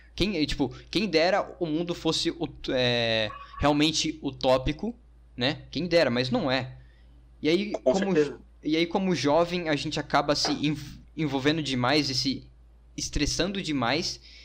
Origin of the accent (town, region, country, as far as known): Brazil